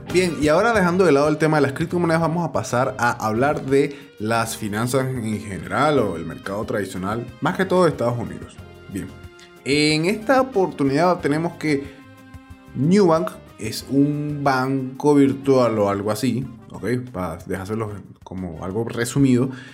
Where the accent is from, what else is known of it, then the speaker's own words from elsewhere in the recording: Venezuela; now in Colombia; yo estoy en Colombia y tengo algunos documentos vencidos, en el caso porque soy venezolano